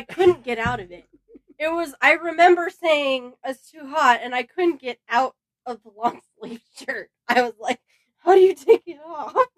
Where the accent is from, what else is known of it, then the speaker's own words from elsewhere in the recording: Los Angeles, California, United States; born and raised, California girl here